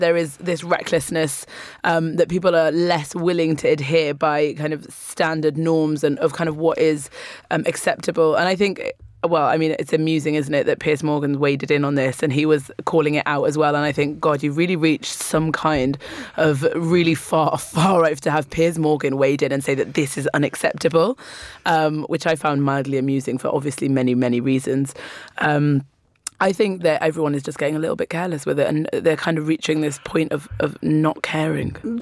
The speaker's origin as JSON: {"language": "English", "town": "Newcastle upon Tyne", "region": "North East England", "country": "United Kingdom", "tie": "born or raised there", "moved": "yes", "lives_now": "London, United Kingdom", "said": "I grew up in Newcastle, which is the other end of the country"}